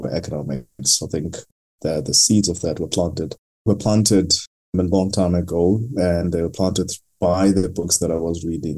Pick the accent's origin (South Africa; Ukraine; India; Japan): South Africa; Eastern Cape; I grew up in a very small village in a very rural town in the Eastern Cape called Kutumbo